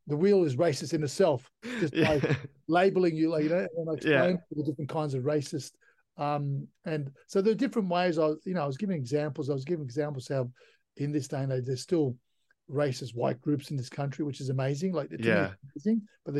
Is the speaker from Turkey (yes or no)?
yes; Turkey; now in Australia; I was born in Turkey, you know, I'm a proud Australian citizen